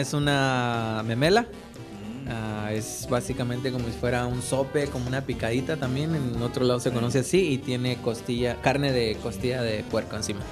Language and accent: Spanish; León, Guanajuato, Mexico; moved away as an adult; now in United States; yo soy de la ciudad de León, Guanajuato. Y ya tengo acá en Estados Unidos como 15 años